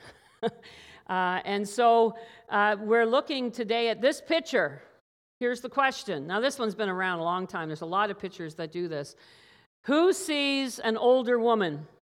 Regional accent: Newfoundland and Labrador, Canada; growing up as a child in Newfoundland.

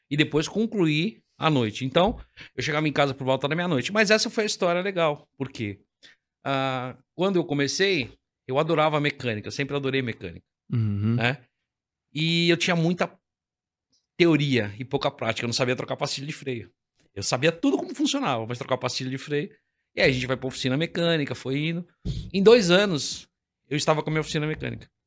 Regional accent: São Paulo, Brazil; Eu nasci no Lausanne, faz 53 anos, e estou no Lausanne até hoje

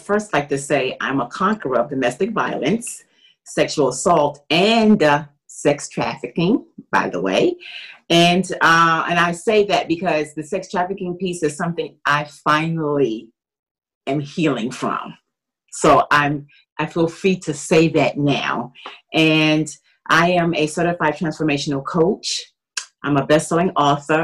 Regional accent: New York City, New York, United States; moved away; also born or lived in Washington, D.C.; I'm from Brooklyn, New York

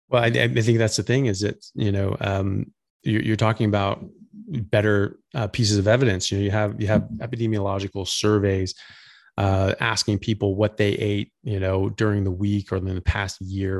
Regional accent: United States; now in Australia; I'm an American doctor. I currently live in Australia

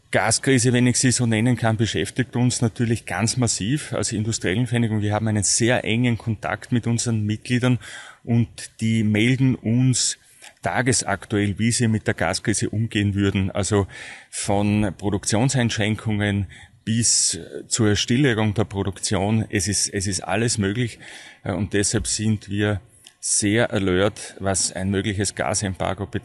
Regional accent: Styria, Austria; nicht weit weg von meiner ursprünglichen Heimat, dem, dem Ausseerland. Und äh, dann ist es nach Graz gegangen

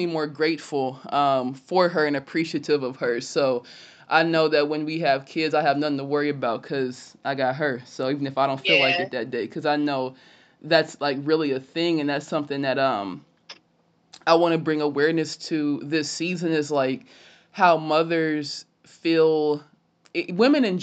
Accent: West Carrollton, Ohio, United States; born or raised there; also born or lived in Illinois

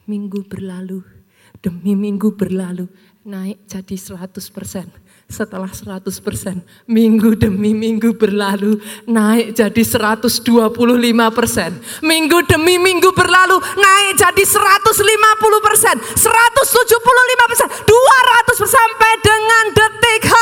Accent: Surakarta, Central Java, Indonesia; Something kita orang Solo nggak akan pernah lupa, Bu.

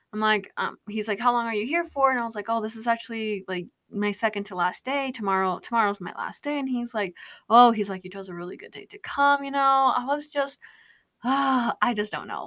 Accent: Utah, United States; I'm from Utah

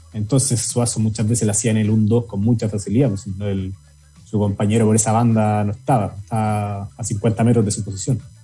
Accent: Chile

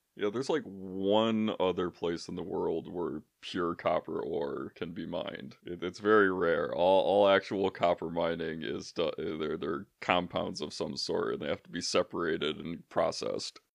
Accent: a suburb of Grand Rapids, Michigan, United States; moved away as an adult; now in Houghton, United States; I'm from a suburb of Grand Rapids

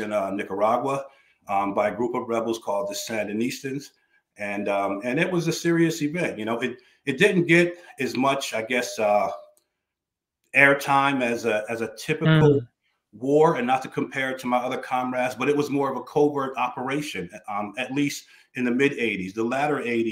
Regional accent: New Jersey, United States; I was born in New Jersey, born in the inner city to good, solid parents. We grew up in the housing projects there

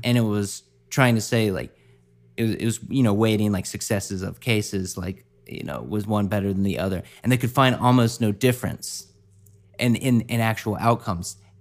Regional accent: the South, United States; growing up in the South, like, in high school

